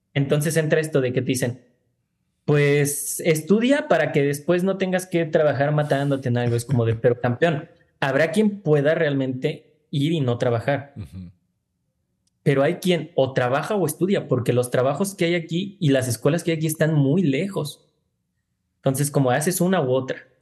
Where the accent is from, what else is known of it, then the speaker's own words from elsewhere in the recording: Tlajomulco de Zúñiga, Jalisco, Mexico; el lugar de donde yo vengo, de donde siempre estoy, donde está mi familia